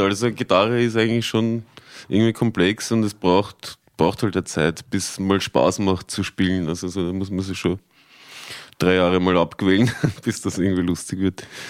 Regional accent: Tulln, Lower Austria, Austria; moved away; halt schon mein, mein Bruch mit Dullen irgendwie so gehabt

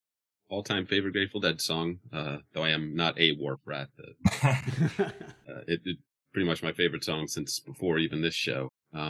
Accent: East Meadow, New York, United States; moved away as an adult; now in San Diego, United States; I grew up in East Meadow, New York on Long Island, less than 1 mile from Nassau Coliseum

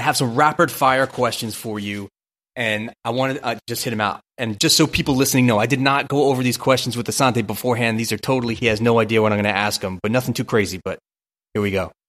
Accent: New York, United States; also born or lived in New Jersey; I grew up in Brooklyn, New York

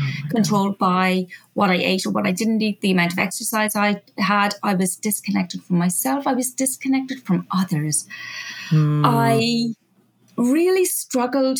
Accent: Ireland; moved away as an adult; also born or lived in Australia; When I was 21, I ran away from Ireland. So I was originally from Ireland

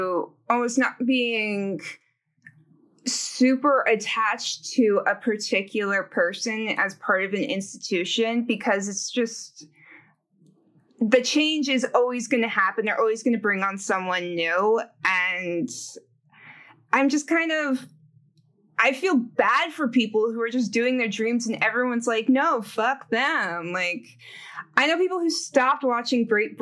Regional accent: Fairfax, Virginia, United States; also born or lived in Tucson, Arizona; now in Chicago, United States; I was born and raised in Fairfax, Virginia, which is a suburb of Washington, D.C.

